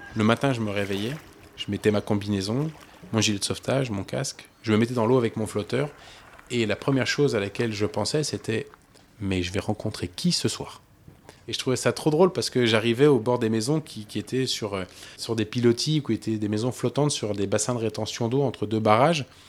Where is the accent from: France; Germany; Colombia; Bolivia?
France; je suis français